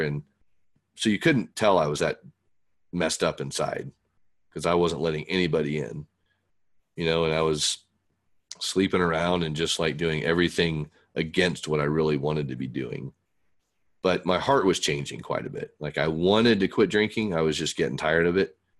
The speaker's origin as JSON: {"language": "English", "town": "Fort Worth", "region": "Texas", "country": "United States", "tie": "born or raised there", "said": "we moved from Fort Wayne, Indiana to Fort Worth, Texas when I was nine"}